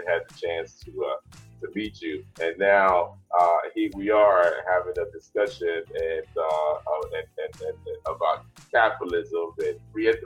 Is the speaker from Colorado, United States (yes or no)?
no; New York City, New York, United States; moved away; also born or lived in Brooklyn, New York; I was born in Brooklyn, raised in the South Bronx.